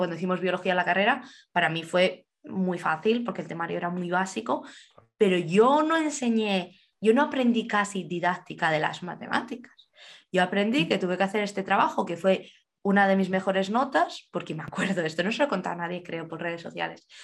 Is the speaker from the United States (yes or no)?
no; Alcalá, Spain; moved away; en España me acuerdo, en Alcalá, de donde soy yo